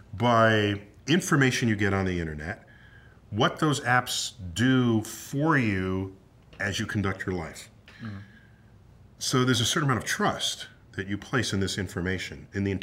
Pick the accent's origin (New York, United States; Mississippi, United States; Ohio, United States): New York, United States; New York City; I grew up in New York City.